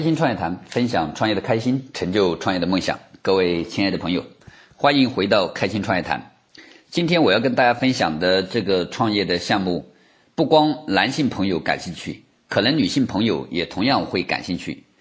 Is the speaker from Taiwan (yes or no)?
no; China; 我们中国人都比较好面子